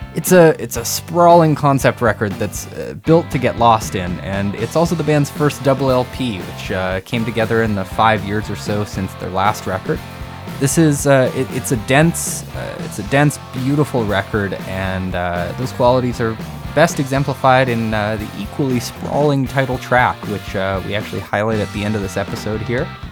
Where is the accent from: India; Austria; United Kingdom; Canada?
Canada; North Battleford, Saskatchewan; I'm from a town called North Battleford